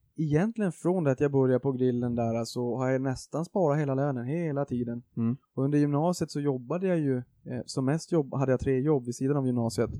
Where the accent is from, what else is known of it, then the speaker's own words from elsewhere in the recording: Boden, Norrbotten County, Sweden; moved away; jag kommer från Boden från första början uppe i Norrbotten